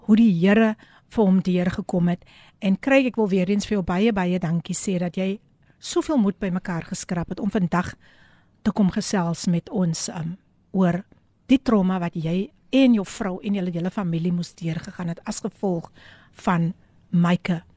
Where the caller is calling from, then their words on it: Abbotsdale, Western Cape, South Africa; Goeiemôre uit die PM. … van Abbotsdale wees gegroet.